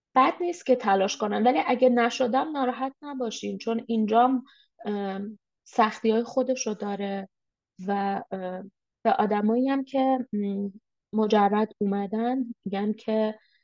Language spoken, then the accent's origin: Persian; Iran; moved away as an adult; now in Canada